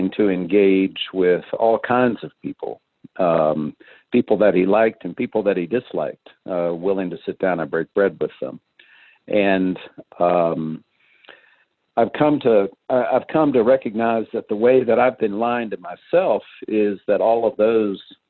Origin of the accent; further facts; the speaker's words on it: Louisville, Kentucky, United States; I went to one of the most highly integrated public high schools in Kentucky.